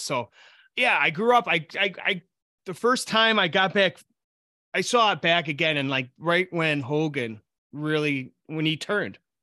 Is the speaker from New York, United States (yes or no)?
yes; Buffalo, New York, United States; now in Rochester, United States; I grew up outside of Buffalo